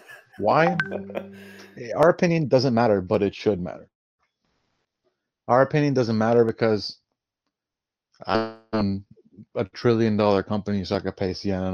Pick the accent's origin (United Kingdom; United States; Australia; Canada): Canada; Oh, yes, we're Canadian.